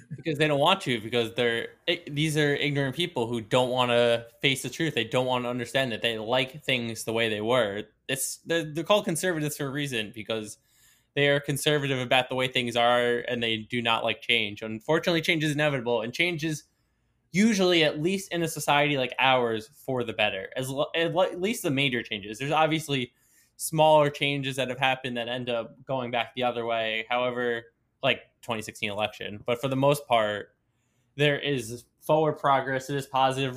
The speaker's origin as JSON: {"language": "English", "area": "Long Island", "region": "New York", "country": "United States", "tie": "born or raised there", "said": "I was born in New York City, but raised basically my entire life Long Island."}